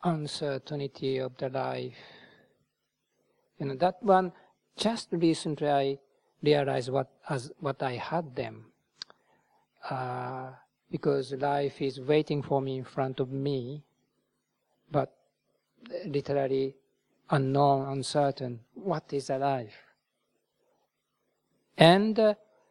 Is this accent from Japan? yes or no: yes; Japan; moved away as an adult; also born or lived in India; now in United Kingdom; Buddhism is not totally foreign to me because I was born in Japan